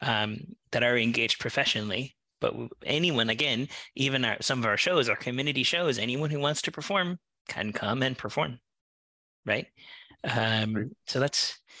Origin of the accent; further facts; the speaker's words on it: Newfoundland and Labrador, Canada; moved away as an adult; now in Vancouver, Canada; I'm originally from Newfoundland, and I moved out here